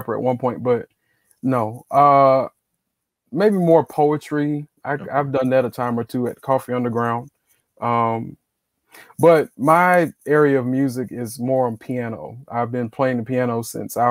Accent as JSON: {"language": "English", "town": "Greenville", "region": "South Carolina", "country": "United States", "tie": "born or raised there", "said": "I'm from Greenville, South Carolina, mm-hmm. born and raised"}